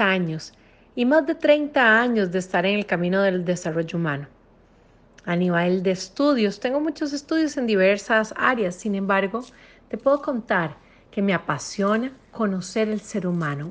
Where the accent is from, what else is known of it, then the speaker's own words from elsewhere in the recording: Costa Rica; soy costarricense